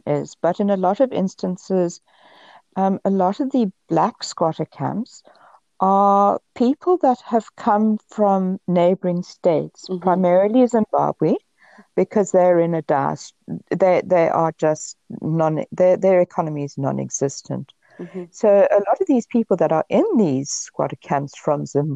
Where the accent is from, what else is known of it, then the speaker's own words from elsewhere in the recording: Namibia; also born or lived in South Africa; now in Canada; I grew up in Namibia, which was Southwest Africa, and moved to South Africa